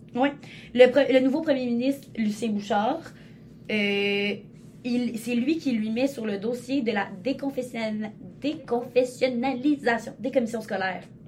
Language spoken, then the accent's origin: French; Côte-de-Beaupré, Quebec, Canada; je viens de la cour de Beaupré